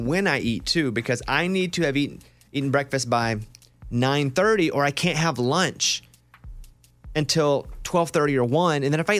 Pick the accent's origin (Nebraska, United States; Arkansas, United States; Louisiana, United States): Arkansas, United States; And I'm like, dude, I'm from Arkansas.